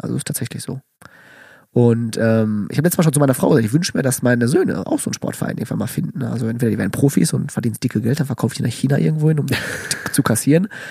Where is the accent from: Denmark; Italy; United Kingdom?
Italy; Calabria; ich komme aus Kalabrien